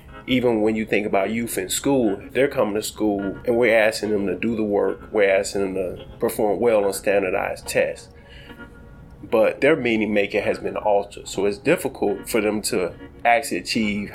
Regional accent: Chicago, Illinois, United States; I'm a child of Inglewood. I grew up in Inglewood on the south side of Chicago

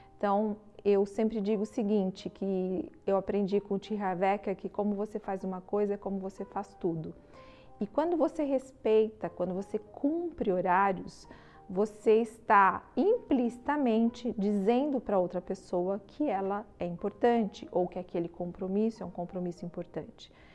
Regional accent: Brazil; nós somos brasileiros

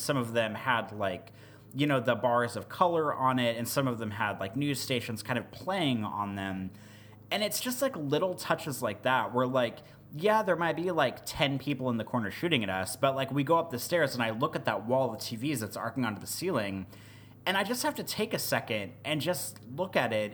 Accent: Midwest, United States; I'm from the Midwest

